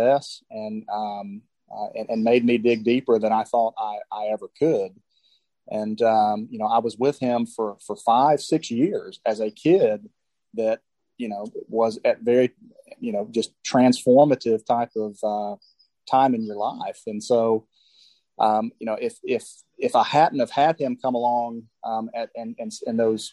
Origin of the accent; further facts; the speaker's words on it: Birmingham, Alabama, United States; now in Auburn, United States; I grew up in Birmingham, so I grew up in the middle of the Iron Bowl